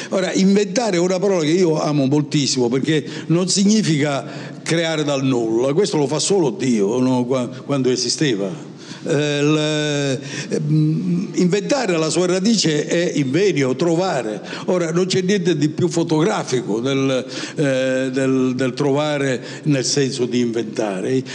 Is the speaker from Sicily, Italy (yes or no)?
yes; province of Palermo, Sicily, Italy; first language Italian; also born or lived in Paris; now in Milan, Italy; io sono nato in Sicilia, provincia di Palermo, 76 anni fa